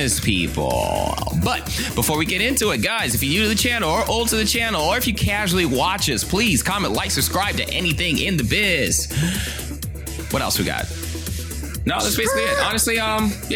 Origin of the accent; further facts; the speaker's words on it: Zimbabwe; moved away; So I'm from Zimbabwe